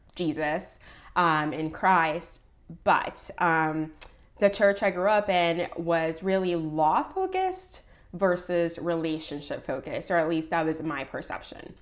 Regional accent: Puerto Rico; now in United States; I was born in Puerto Rico

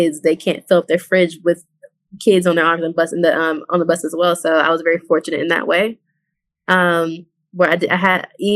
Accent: Chicago, Illinois, United States; I grew up in the hood. I'm from South Side Chicago, from Inglewood.

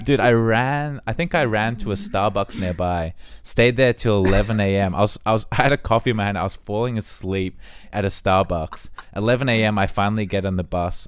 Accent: Australia; moved away; we're from Australia

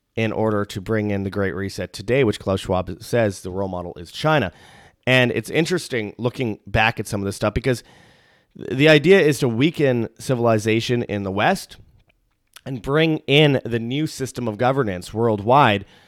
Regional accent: Canada; I'm from Canada

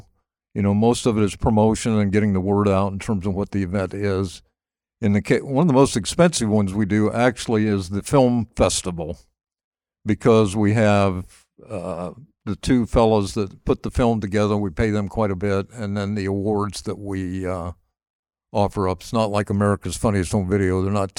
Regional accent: Dayton, Ohio, United States; also born or lived in Columbia, South Carolina; And so I grew up in Dayton, and we would come up and spend the month of August.

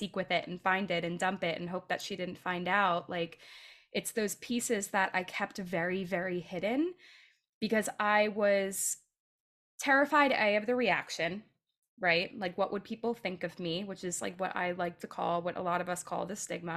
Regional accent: right outside of Philadelphia, Pennsylvania, United States; I grew up right outside of Philadelphia

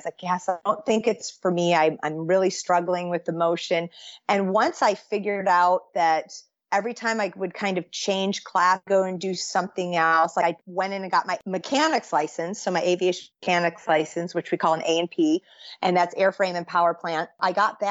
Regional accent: Michigan, United States; I grew up in Michigan, which is we call it the Midwest

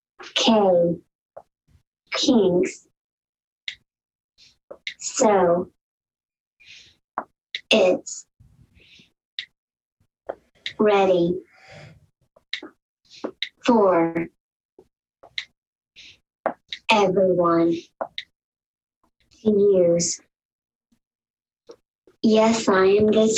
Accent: Decorah, Iowa, United States; also born or lived in Whitewater, Wisconsin; I'm from Decorah, Iowa

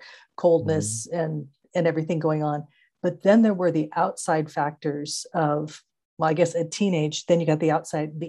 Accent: Santa Clara Valley, California, United States; growing up in Santa Clara Valley

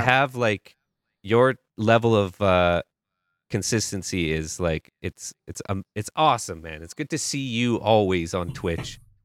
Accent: Canada; I'm from Canada.

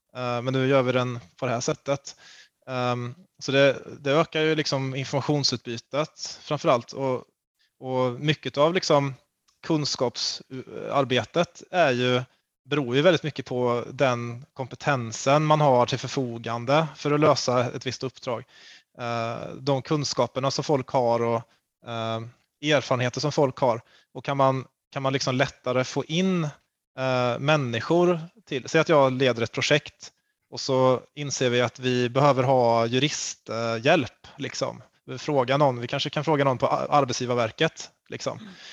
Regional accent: Karlstad, Värmland, Sweden; jag kommer från Karlstad

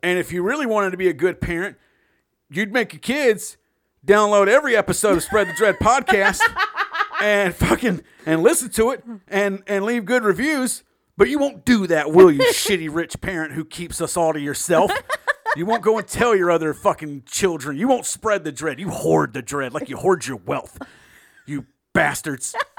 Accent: the South, United States; I'm born and raised in the South.

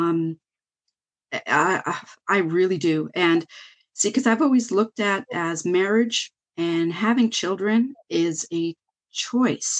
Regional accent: Canada; I'm Canadian

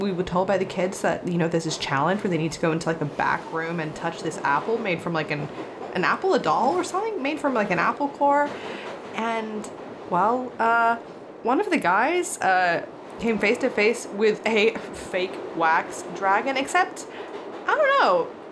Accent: Australia; I am an Aussie podcaster and actor

